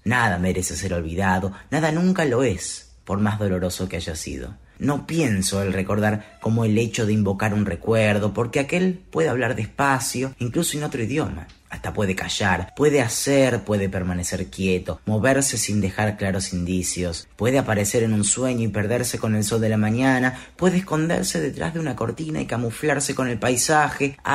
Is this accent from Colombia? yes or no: no; Buenos Aires, Argentina; soy del barrio de Palermo.